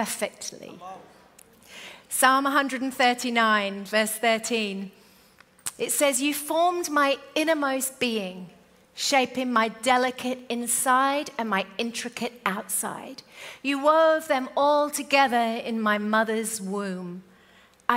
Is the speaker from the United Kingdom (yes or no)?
yes; United Kingdom; moved away; also born or lived in Australia; we're British.